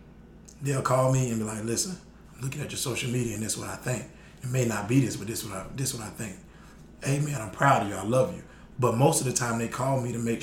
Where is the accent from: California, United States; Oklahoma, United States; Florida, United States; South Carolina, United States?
Florida, United States; I'm from Florida